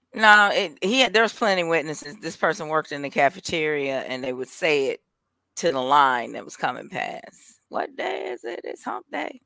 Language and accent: English; Milwaukee, Wisconsin, United States; I'm from Milwaukee, so, yeah, we got corner stores all over the place